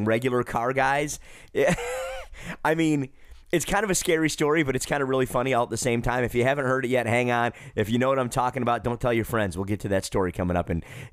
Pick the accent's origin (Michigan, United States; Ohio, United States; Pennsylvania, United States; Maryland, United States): Michigan, United States; Detroit; moved away as an adult; now in Charlotte, United States; I'm from Detroit originally, born and raised there. I live in the metropolitan Charlotte, North Carolina area these days